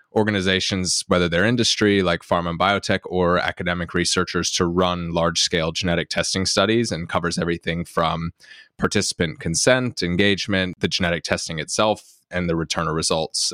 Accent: North Carolina, United States; moved away as an adult; now in Cambridge, United Kingdom; I'm from North Carolina in the U S, but I moved over to Cambridge, uh, in the U K about almost ten years ago now to do my P H D

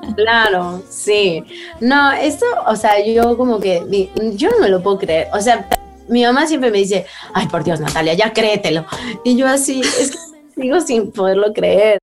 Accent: Mexico; soy mexicana

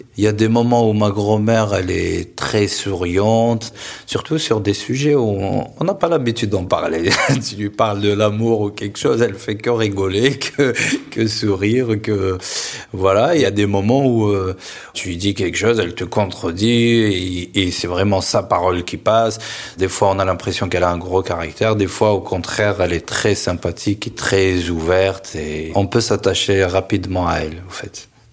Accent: Seddouk, Béjaïa Province, Algeria; moved away as an adult; now in France; Je suis né à Sedouk, euh, une petite ville en Kabylie, dans la vallée au fait, dans les hauteurs de Kabylie.

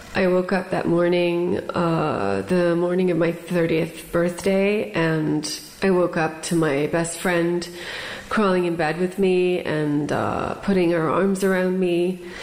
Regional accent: United States; as an American

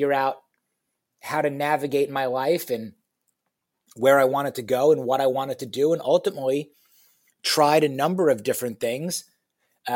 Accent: New York, United States; moved away as an adult; also born or lived in Michigan; now in Houston, United States; I was born and raised in New York, went to college at the University of Michigan

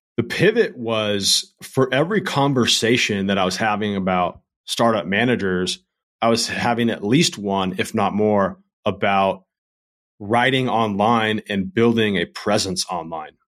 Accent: Redondo Beach, California, United States; moved away as an adult; also born or lived in North Carolina; I grew up in Redondo Beach, California

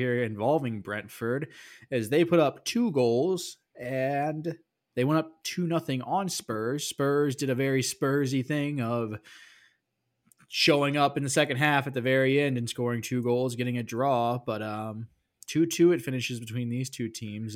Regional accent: Missouri, United States; I am from Missouri. We are the show me state.

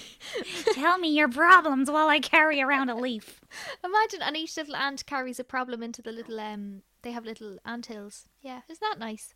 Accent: Ireland; we're Irish

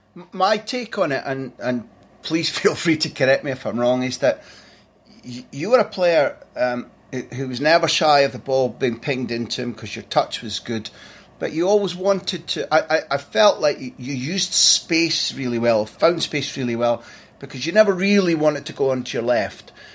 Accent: Scotland, United Kingdom; as a Scot

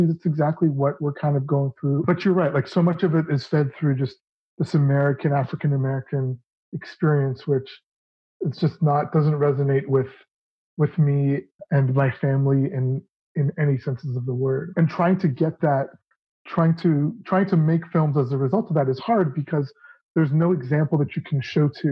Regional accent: Toronto, Ontario, Canada; the Toronto International Film Festival, which was, you know, which is my hometown

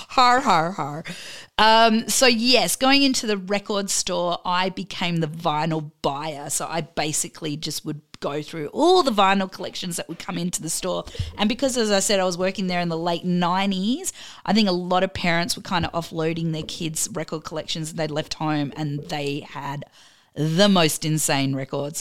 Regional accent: Adelaide, South Australia, Australia; moved away as an adult; now in Melbourne, Australia; I'm originally from Adelaide, and then I moved to Melbourne

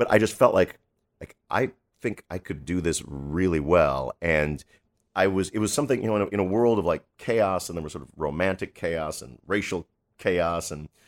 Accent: New York City, New York, United States; born there; And that's why I was born in New York City.

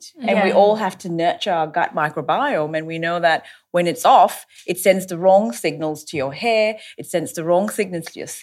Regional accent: Australia; I'm an Australian dermatologist

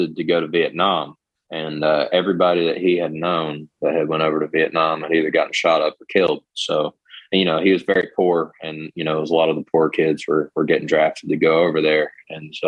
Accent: Catlettsburg, Kentucky, United States; now in Lexington, United States; I'm from Catlettsburg, Kentucky, which is a northeast part of the state, but I'm living in Lexington these days.

